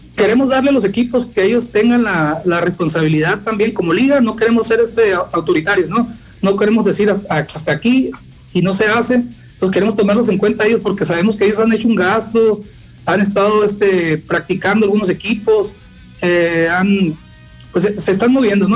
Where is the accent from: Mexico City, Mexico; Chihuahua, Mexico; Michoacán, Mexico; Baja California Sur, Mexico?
Baja California Sur, Mexico; Guerrero Negro; now in La Paz, Mexico; yo soy de Guerrero Negro, es una zona, pues es la frontera con Baja California